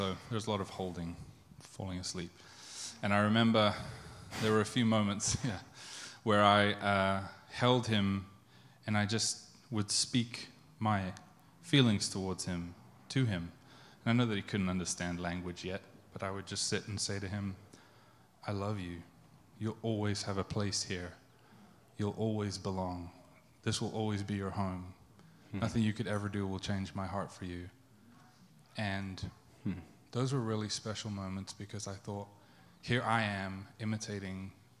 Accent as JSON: {"language": "English", "region": "England", "country": "United Kingdom", "tie": "born or raised there", "also_born_or_lived": "South Africa", "moved": "as an adult", "said": "I'm confused because I was born in South Africa. I moved to England when I was 11. And then when I was 25, I moved here and I've spent 8 years here."}